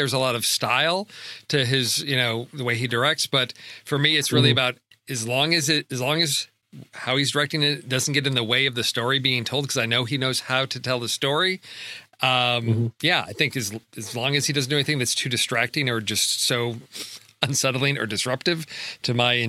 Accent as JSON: {"language": "English", "town": "Chicago", "region": "Illinois", "country": "United States", "tie": "born or raised there", "said": "growing up in Chicago in the 80s"}